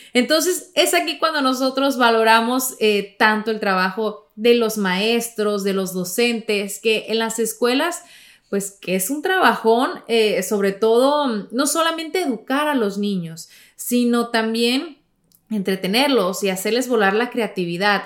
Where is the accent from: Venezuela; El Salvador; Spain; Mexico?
Mexico; moved away; cuando era niña en México